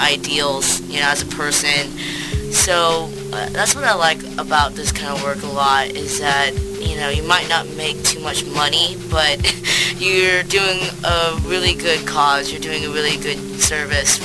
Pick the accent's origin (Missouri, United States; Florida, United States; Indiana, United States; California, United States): California, United States; Orange County; moved away as an adult; also born or lived in Syracuse, New York; now in New York City, United States; I'm originally from Orange County, California